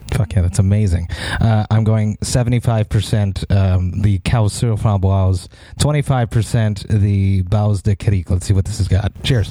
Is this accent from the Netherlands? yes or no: no; Montreal, Quebec, Canada; I'm from Montreal